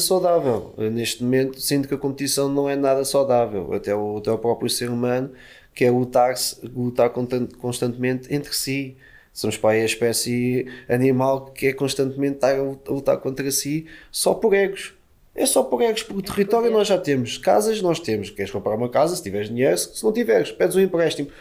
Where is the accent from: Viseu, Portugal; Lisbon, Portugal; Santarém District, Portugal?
Lisbon, Portugal; eu sou de Lisboa